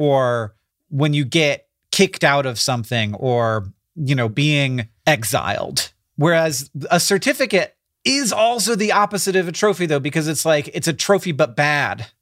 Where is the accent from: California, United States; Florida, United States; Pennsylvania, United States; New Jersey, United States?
Florida, United States; moved away; I grew up in Florida